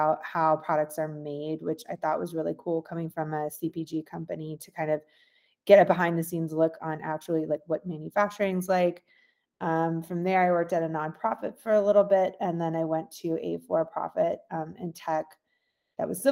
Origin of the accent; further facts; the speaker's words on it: Sugar Hill, Georgia, United States; I grew up in Sugar Hill, Georgia. It's about an hour